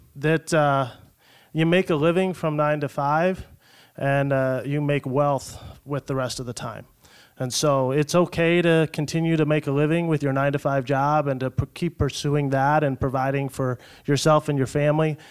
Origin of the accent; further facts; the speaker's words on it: Hubbard, Iowa, United States; also born or lived in Ames, Iowa; now in Sioux City, United States; I was born down in Ames, so grew up, uh, as an Iowa kid, uh, l, just north of there, a little town called Hubbard, Iowa